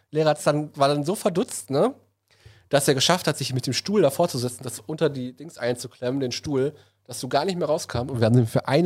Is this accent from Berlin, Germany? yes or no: yes; Reinickendorf, Berlin, Germany; Bin aus Reinickendorf